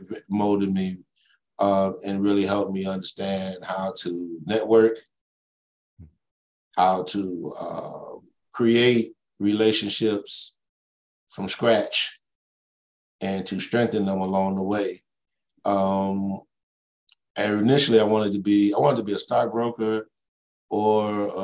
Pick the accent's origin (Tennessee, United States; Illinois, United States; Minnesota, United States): Illinois, United States; Chicago; also born or lived in Mississippi; I was born in Chicago, Illinois